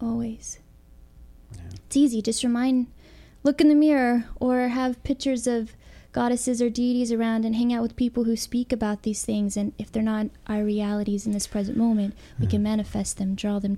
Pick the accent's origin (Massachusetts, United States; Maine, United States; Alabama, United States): Alabama, United States; moved away as an adult; also born or lived in California; I grew up in Alabama in Christianity